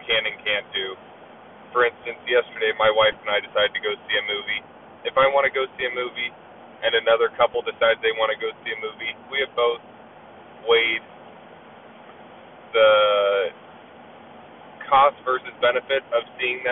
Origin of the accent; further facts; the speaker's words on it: Anchorage, Alaska, United States; my hometown of Anchorage, Alaska